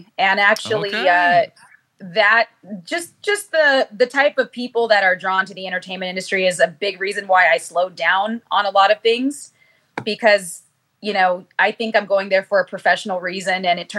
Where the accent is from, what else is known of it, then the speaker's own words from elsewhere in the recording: California, United States; I was born and raised in California